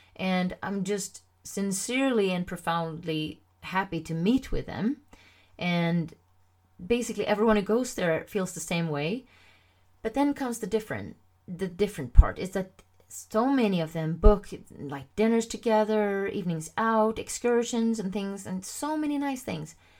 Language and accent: English; Sweden; first language Swedish; English is a second language